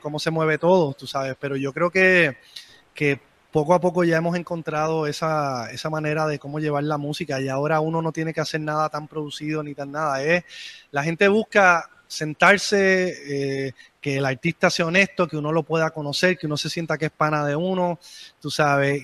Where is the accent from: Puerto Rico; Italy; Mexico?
Puerto Rico; San Juan